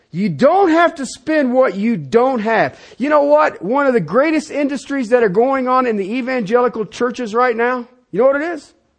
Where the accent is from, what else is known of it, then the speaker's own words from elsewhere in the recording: United States; I was born in the United States